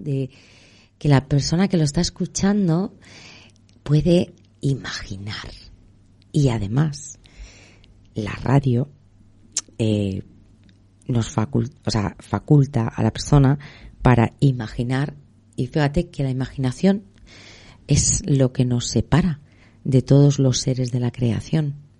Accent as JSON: {"language": "Spanish", "town": "Madrid", "region": "Community of Madrid", "country": "Spain", "tie": "born or raised there", "said": "nací en Begoña, en el barrio de Begoña. Fue una de las primeras niñas que nació ahí, en el barrio."}